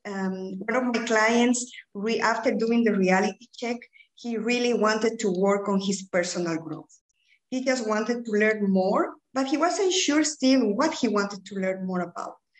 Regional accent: Bolivia; English is a second language; moved away as an adult; also born or lived in United Kingdom / Belgium; now in Ghent, Belgium; I'm originally from Bolivia, but I've been living in Belgium since 2007.

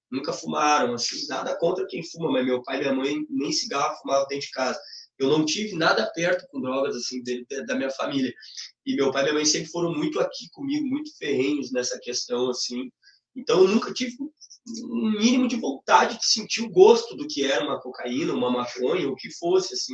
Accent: Alvorada, Rio Grande do Sul, Brazil; Eu fui criado na Alvorada, eu vim para cá com a primeira vez com 10 anos, depois eu voltei para Alvorada com uns 14, 13 anos

